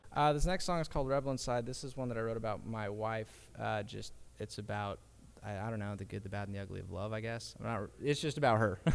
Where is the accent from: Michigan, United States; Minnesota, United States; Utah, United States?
Utah, United States; Draper; also born or lived in Sandy, Utah; We grew up in Draper